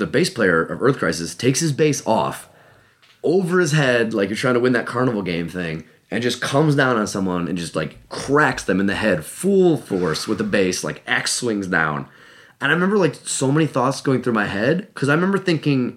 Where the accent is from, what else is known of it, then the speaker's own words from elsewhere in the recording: Cleveland, Ohio, United States; I'm from Cleveland